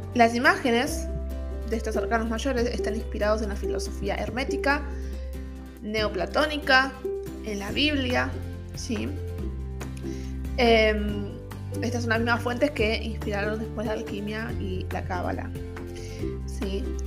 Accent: Buenos Aires, Argentina; moved away as an adult; now in San Francisco, United States; yo soy de Buenos Aires, Argentina, pero estoy viviendo en San Francisco California, Estados Unidos.

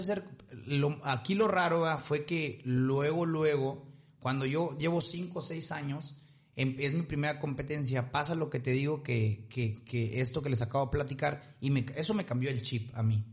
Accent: Ciudad Victoria, Tamaulipas, Mexico; nosotros somos de Victoria, pues Monterrey nos queda por si a tres horas

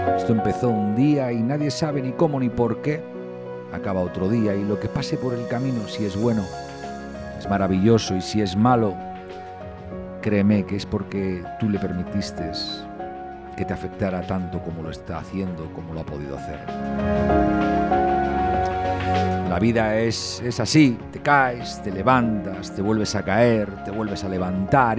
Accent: Cantabria, Spain; yo que también soy cántabro

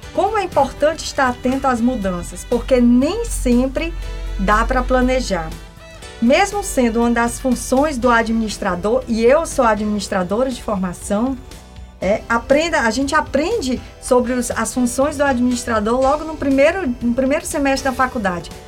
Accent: Northeast Region, Brazil; nós que somos aqui do Nordeste

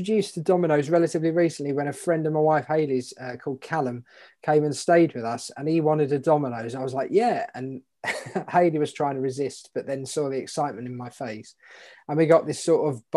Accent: Dartford, South East England, United Kingdom; I grew up in Dartford in Kent.

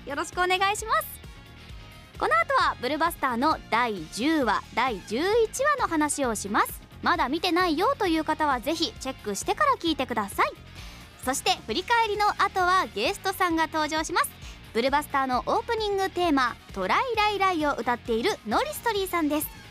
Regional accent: Kitakyushu, Fukuoka, Japan; 自分の地元が舞台となって

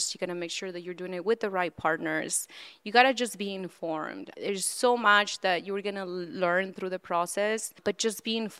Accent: central Mexico, Mexico; I was born and raised in Central Mexico

